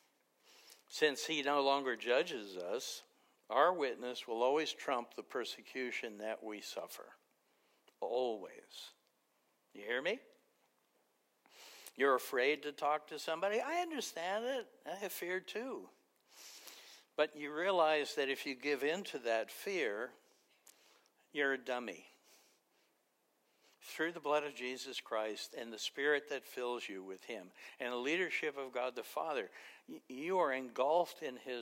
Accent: New York City, New York, United States; I grew up in Queens in a mafia neighborhood

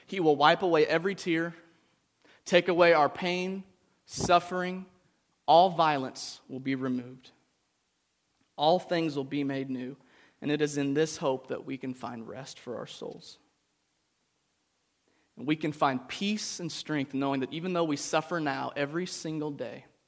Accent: United States; growing up in the United States

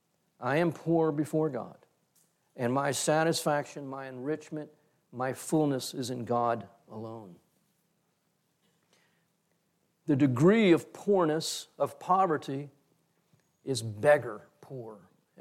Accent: Texas, United States; as a Texan

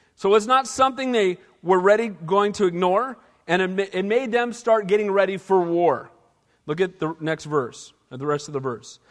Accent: Santa Cruz, California, United States; I grew up here

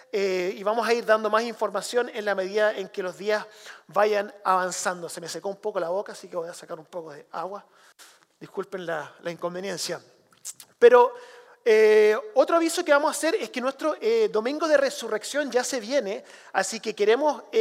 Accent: Chile; yo crecí como misionero en Chile, hijo de misionero en Chile, y una de las cosas que tuve que hacer desde pequeño era traducir.

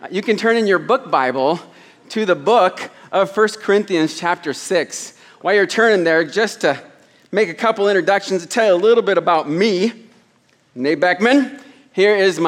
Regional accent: Des Moines, Iowa, United States; moved away as an adult; also born or lived in New York; now in Thailand; I was born in New York, raised in Des Moines

